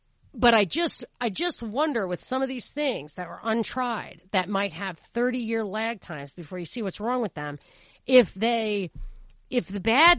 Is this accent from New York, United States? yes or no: yes; New York, United States; the ground zero for some of this stuff is where I grew up in New York.